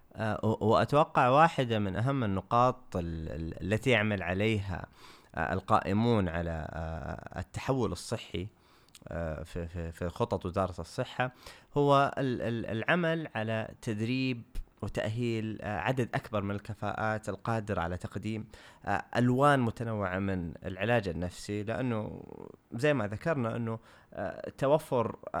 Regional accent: Saudi Arabia; عندنا في السعودية

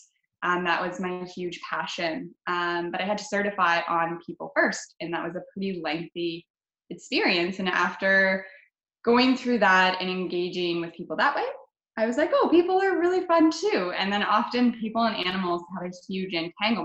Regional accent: London, Ontario, Canada; London, Ontario is my hometown

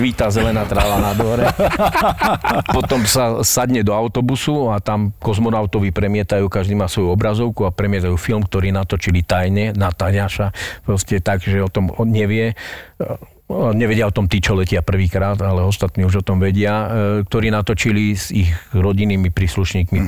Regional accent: Slovakia; som naozaj zo Slovenska

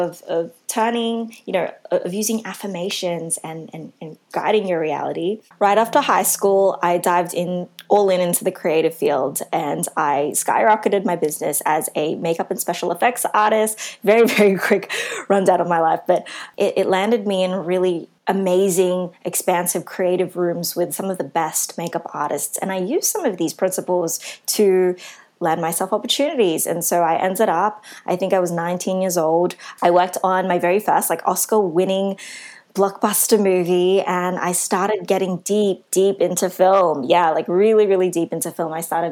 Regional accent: Philippines; especially coming from a Christian background growing up, with my culture as a Filipino.

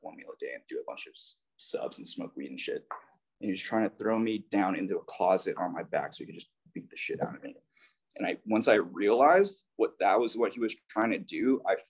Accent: Hawaii, United States; I'm from Hawaii

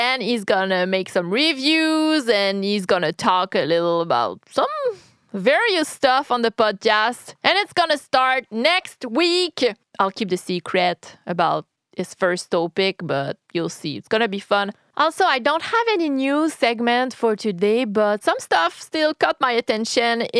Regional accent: Quebec City, Quebec, Canada; I'm from Quebec City, Canada

